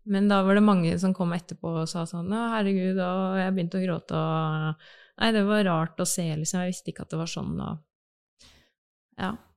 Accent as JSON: {"language": "Norwegian", "town": "Bamble", "region": "Telemark", "country": "Norway", "tie": "born or raised there", "moved": "yes", "lives_now": "Oslo, Norway", "said": "jeg kommer fra Telemark, fra Bamble i Telemark. Eh, har eh, vokst opp"}